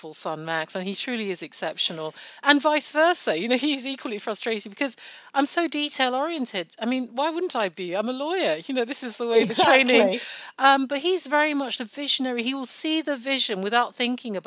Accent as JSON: {"language": "English", "country": "Nigeria", "tie": "born or raised there", "moved": "yes", "lives_now": "United Kingdom", "said": "I was born in Nigeria. I still speak Yoruba, one of our many, many Nigerian languages, fluently, and I'm very proud of that fact. I go back home regularly"}